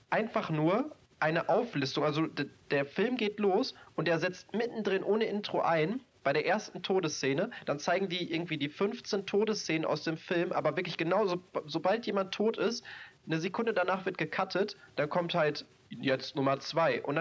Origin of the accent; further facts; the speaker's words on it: North Rhine-Westphalia, Germany; ich komme ja aus NRW, hier ist der Moviepark.